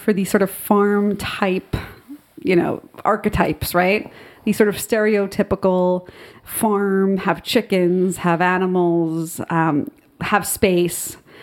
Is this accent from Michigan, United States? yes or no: no; Secaucus, New Jersey, United States; also born or lived in Nutley, New Jersey; growing up in Secaucus